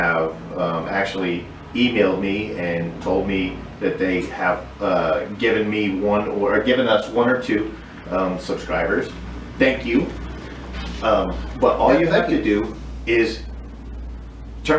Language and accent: English; Derby, Connecticut, United States; Roseland Pizza in Derby, Connecticut. My hometown